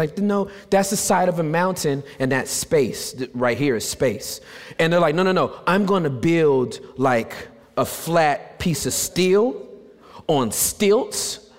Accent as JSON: {"language": "English", "region": "California", "country": "United States", "said": "You see, I'm from Southern California."}